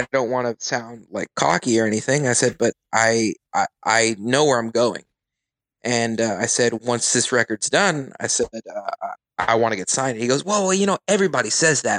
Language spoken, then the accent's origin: English; Corpus Christi, Texas, United States; I'm a musician from South Texas